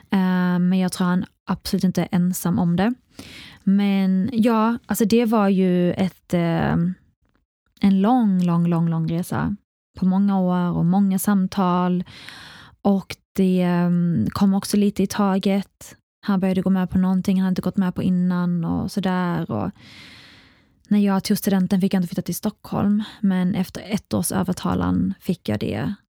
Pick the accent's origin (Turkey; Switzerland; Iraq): Iraq; now in Sweden; men man får inte heller glömma, i alla fall Irak, där jag kommer ifrån, och andra länder, så har inte barnet alls i närheten av samma rättigheter som man har i Sverige.